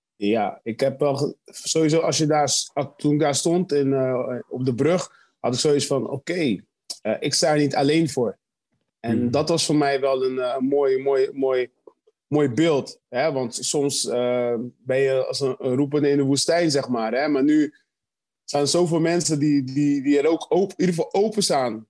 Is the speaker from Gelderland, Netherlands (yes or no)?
no; Rotterdam, South Holland, Netherlands; als echte Rotterdammers